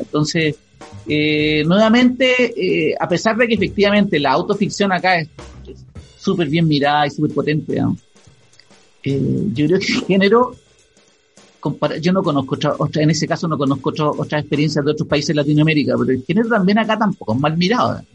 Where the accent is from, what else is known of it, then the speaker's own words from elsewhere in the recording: Chile; como chilenos